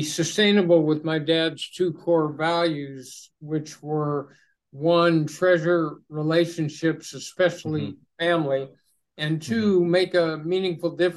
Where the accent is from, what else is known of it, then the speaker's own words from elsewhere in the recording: Los Angeles, California, United States; also born or lived in Berkeley, California; I grew up in Los Angeles, went to UCLA for a year